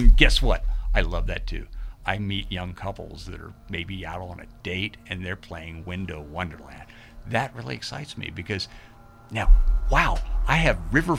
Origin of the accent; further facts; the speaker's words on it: Fredericksburg, United States; And actually, that's how I really talk, because I'm from Fredericksburg.